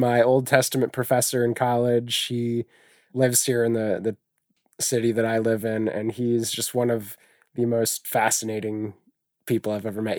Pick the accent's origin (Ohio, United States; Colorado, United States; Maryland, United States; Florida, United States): Ohio, United States; Ney; I grew up out, as I said earlier, outside of a town of three hundred people. The town was called Ney.